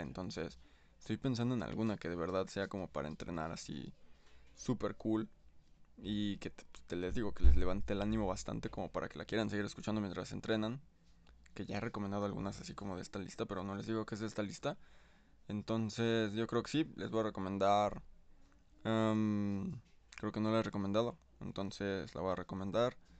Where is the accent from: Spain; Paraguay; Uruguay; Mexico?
Mexico; como soy de México